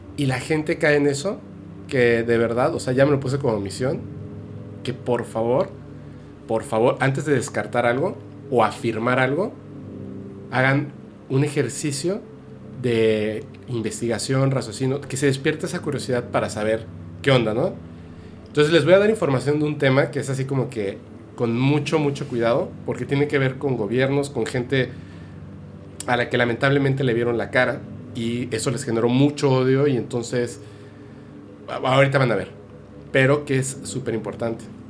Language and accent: Spanish; Guadalajara, Jalisco, Mexico; also born or lived in Campeche; cuando nací no viví realmente en Campeche. Estuve en ah, primero de primaria, pero tres meses y después nos fuimos a vivir a Guadalajara